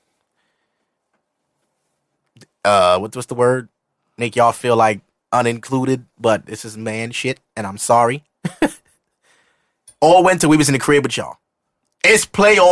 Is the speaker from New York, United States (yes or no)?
yes; New York City, New York, United States; I'm not West Indian, but I'm from East Flatbush